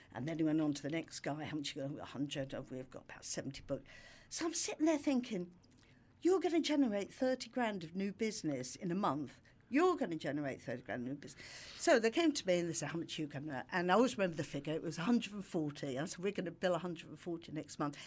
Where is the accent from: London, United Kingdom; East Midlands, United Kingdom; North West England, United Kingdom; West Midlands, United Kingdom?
London, United Kingdom; moved away; also born or lived in Brighton; I'm from London